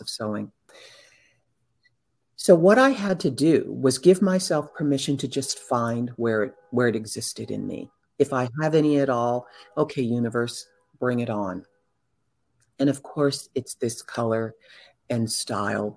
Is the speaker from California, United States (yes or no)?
yes; Southern California, United States; I grew up in Southern California around artistic entertainment people